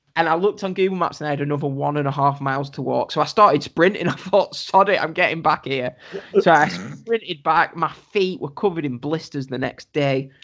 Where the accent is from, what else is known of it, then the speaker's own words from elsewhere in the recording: England, United Kingdom; I said I said I'm from England.